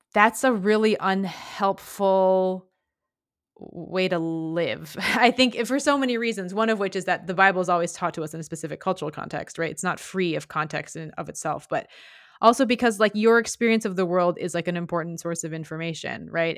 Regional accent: Midwest, United States; I grew up in the Midwest in the late nineties

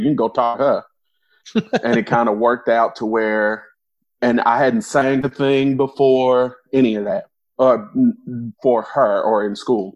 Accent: Arkansas, United States; now in Louisville, United States; I'm not originally from Louisville, or I don't know if we're announcing where we're from, but not originally from the area. I'm originally from Arkansas

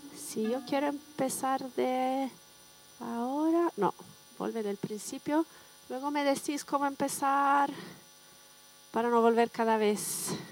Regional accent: Bologna, Emilia-Romagna, Italy; accent: Italian; Spanish is a second language; moved away as an adult; also born or lived in Canada / Germany / Switzerland / United States; now in San Sebastián, Spain; he estudiado en Bolonia, que es mi ciudad natal

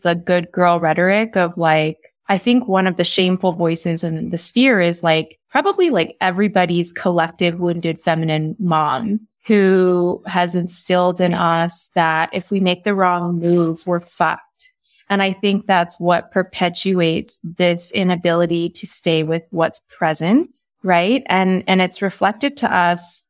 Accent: Texas, United States; I grew up in Texas

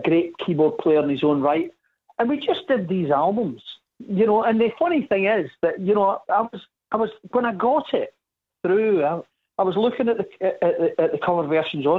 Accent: Scotland, United Kingdom; I'm Scottish. We say pish

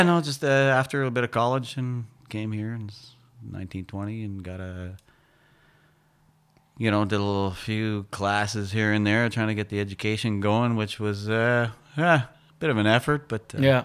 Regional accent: Shannon, Quebec, Canada; also born or lived in Sherbrooke, Quebec; now in Wakefield, Canada; I was born in Sherbrooke, Quebec, but as a young baby, we moved to Shannon, which was my dad's hometown. It's a little ways northwest of Quebec City.

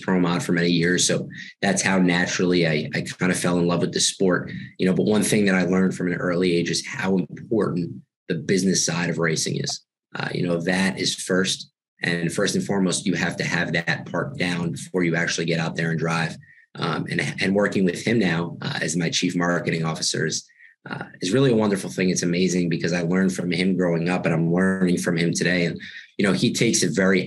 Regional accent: Long Island, New York, United States; moved away; I'm from New York, so I went to a relatively big high school in Long Island, New York

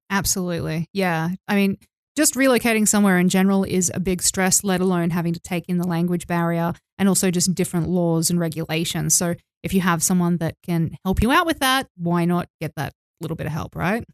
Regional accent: Australia; moved away as an adult; also born or lived in Mexico; now in Tbilisi, Georgia; I'm from Australia

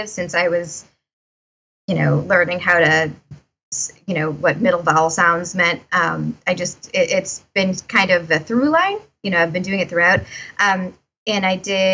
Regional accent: Winthrop, Massachusetts, United States; I grew up in Winthrop, Massachusetts, which is like basically on top of the airport.

